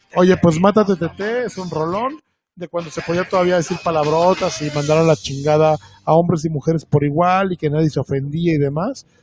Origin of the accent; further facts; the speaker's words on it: Veracruz, Mexico; Yo soy de Veracruz y prácticamente allá los jarochos nos, nos saludamos con una mentada de madre por las mañanas